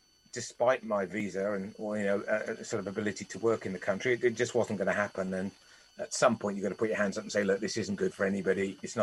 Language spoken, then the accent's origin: English; Cardiff, Wales, United Kingdom; I'm from South Wales, right? So steeped in, when I was growing up, the game was absolutely everywhere.